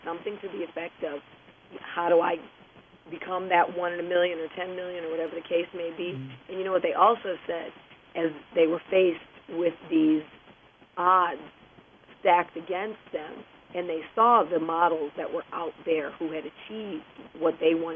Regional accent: Detroit, Michigan, United States; moved away; I grew up in Detroit, Michigan

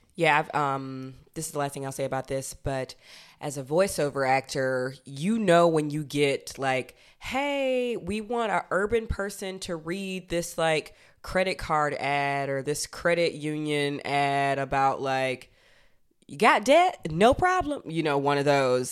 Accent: Georgia, United States; I'm from Georgia

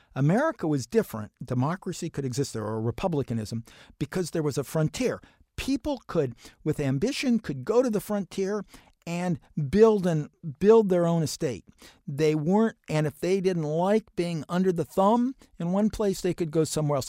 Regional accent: Central Ohio, United States; I grew up in Central Ohio.

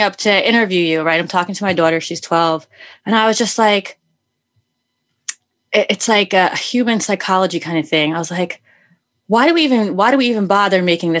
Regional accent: New York City, New York, United States; I come from New York City

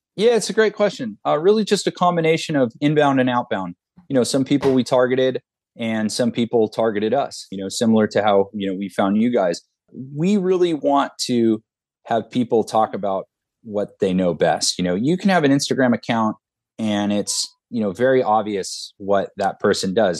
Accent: Southern California, United States; I'm from Southern California

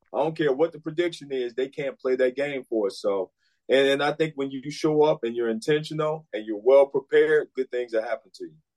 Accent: Chicago, Illinois, United States; moved away; I'm from Chicago

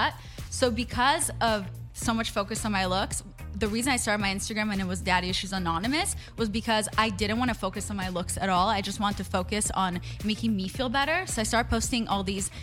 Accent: Israel; English is a second language; also born or lived in Russia; now in United States; I'm an immigrant. I was born in Russia. I grew up in Israel. And then we won the green card lottery and I moved to the U.S.

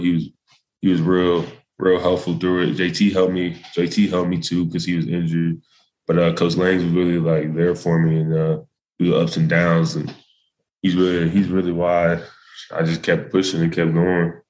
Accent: Melissa, Texas, United States; moved away as an adult; also born or lived in Dallas, Texas; now in Boulder, United States; I was born in Dallas. I went to school in Melissa

